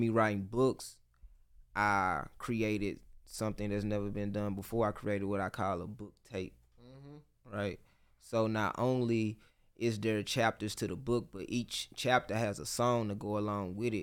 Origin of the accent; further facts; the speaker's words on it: Memphis, Tennessee, United States; I'm from Memphis, Tennessee